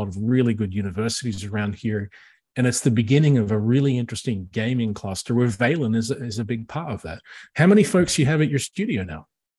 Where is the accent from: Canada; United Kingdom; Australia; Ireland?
Australia; moved away as an adult; also born or lived in Los Angeles, United States; now in Upstate New York, United States; as an Australian who never grew up with seasons